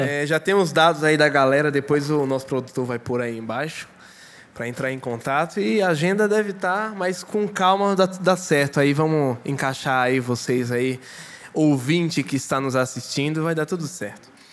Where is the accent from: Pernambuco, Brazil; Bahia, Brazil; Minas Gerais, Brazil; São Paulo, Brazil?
Pernambuco, Brazil; sou pernambucano.